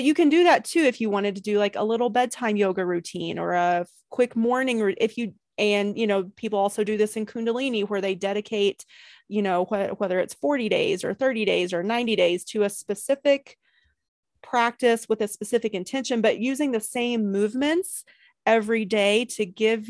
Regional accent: East Coast, United States; now in California, United States; I'm from the East Coast too, even though I live in California now.

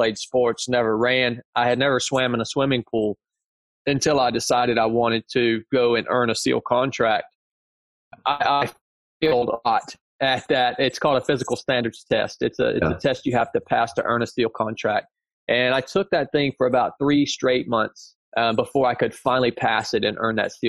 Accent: North Georgia, United States; I show back up here to my hometown in North Georgia.

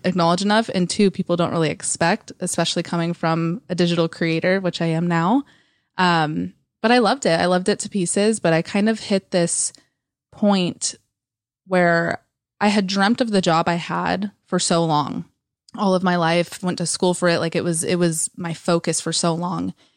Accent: East Bay area, California, United States; moved away as an adult; also born or lived in San Francisco; now in Los Angeles, United States; I was born and raised in the East Bay area, and I moved out of there when I was eighteen into actual San Francisco

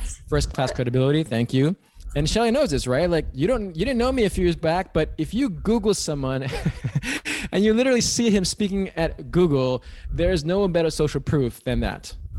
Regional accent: New York City, New York, United States; moved away as an adult; now in California, United States; I am from New York City originally

